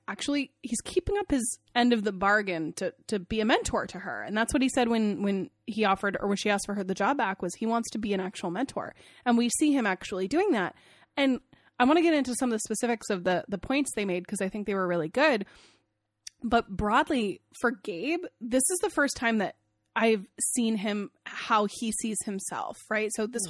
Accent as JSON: {"language": "English", "region": "Maine", "country": "United States", "said": "I live in Maine, this is very personal for me, I'm from Maine, this is very personal to my heart."}